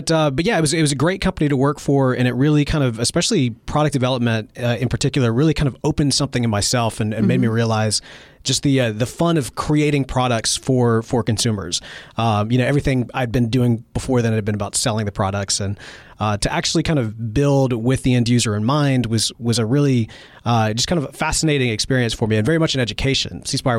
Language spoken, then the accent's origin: English; Mississippi, United States; do get a lot of criticism from time to time from Mississippians who don't think that I sound like I'm from Mississippi. My accent probably is not, as strong.